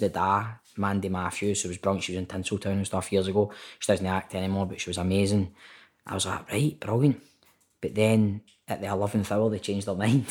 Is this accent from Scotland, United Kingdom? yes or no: yes; Glasgow, Scotland, United Kingdom; also born or lived in Tollcross; grew up in Toll Cross, then moved to Carntyne and basically grew up in Carntyne